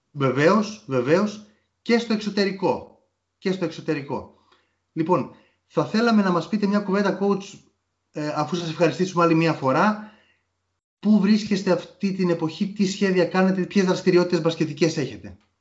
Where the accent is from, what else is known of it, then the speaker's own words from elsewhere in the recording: Nea Smyrni, Attica, Greece; είμαι και από τη Νέα Σμήνη